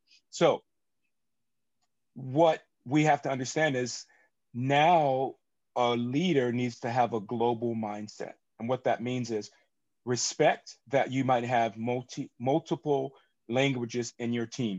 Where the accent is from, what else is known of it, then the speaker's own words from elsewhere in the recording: United States; for me being an American